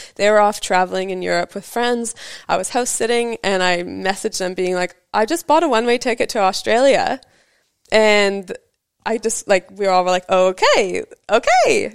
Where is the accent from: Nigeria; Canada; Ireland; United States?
Canada; British Columbia; moved away as an adult; also born or lived in Vancouver; now in New Zealand; I moved, like, to Vancouver, so, like, a ferry boat ride away from my hometown.